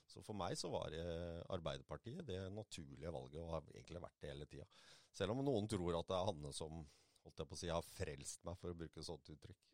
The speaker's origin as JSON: {"language": "Norwegian", "town": "Moss", "region": "Østfold", "country": "Norway", "tie": "born or raised there", "also_born_or_lived": "Jeløya", "said": "født og oppvokst på Mosseskogen. bor nå på Jeløya"}